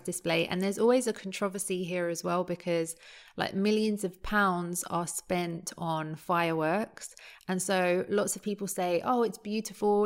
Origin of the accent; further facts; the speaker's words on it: London, United Kingdom; growing up in London